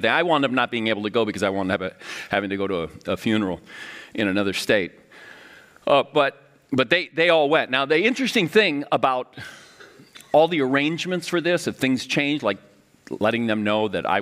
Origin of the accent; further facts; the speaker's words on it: Miami, Florida, United States; moved away as an adult; now in St. Paul, United States; my hometown of Miami